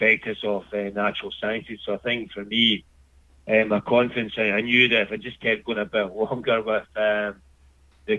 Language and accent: English; Scotland, United Kingdom; moved away as an adult; now in Australia; growing up in Scotland in the 70s and 80s